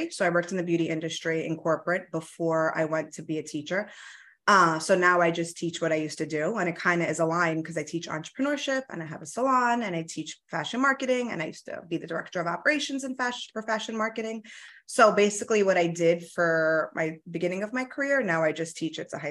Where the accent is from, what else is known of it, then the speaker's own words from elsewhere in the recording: New York City, New York, United States; first language Italian; English is a second language; So I am from Queens, born and raised.